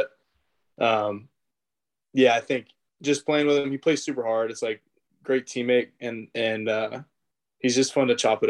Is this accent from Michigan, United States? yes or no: no; Davis, California, United States; born or raised there